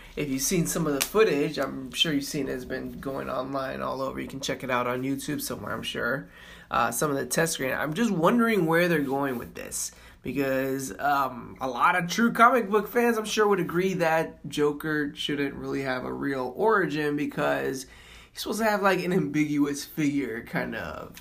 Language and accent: English; Florida, United States; moved away; I'm from Florida